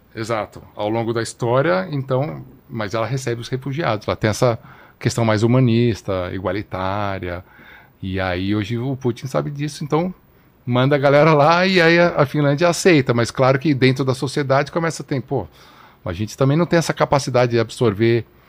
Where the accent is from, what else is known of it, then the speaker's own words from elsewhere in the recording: São Paulo, Brazil; brasileiro que cresci em São Paulo